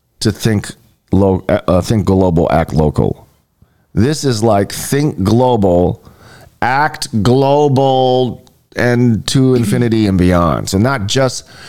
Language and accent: English; Honolulu, Hawaii, United States; growing up in Hawaii Kai